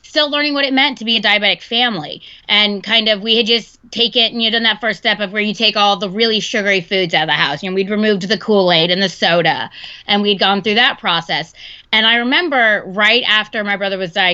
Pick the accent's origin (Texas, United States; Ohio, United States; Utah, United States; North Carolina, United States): Texas, United States; now in Seattle, United States; I'm actually from Texas